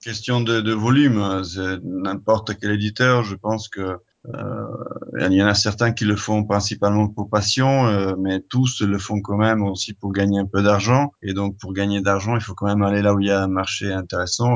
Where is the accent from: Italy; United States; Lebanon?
Italy; French is a second language; moved away as an adult; now in France; Je suis italien